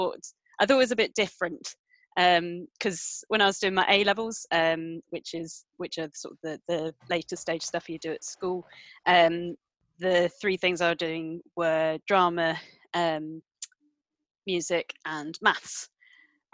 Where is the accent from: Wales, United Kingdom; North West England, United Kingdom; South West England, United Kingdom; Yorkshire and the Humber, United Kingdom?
South West England, United Kingdom; Gloucestershire; moved away as an adult; also born or lived in Devon / Cardiff / Bristol; I was born in Devon in the West Country, grew up in Gloucestershire for a bit